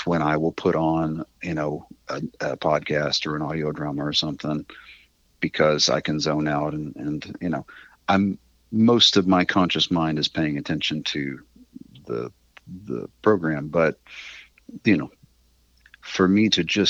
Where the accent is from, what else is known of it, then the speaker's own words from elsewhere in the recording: Weatherford, Texas, United States; now in Fort Worth, United States; I grew up out in Weatherford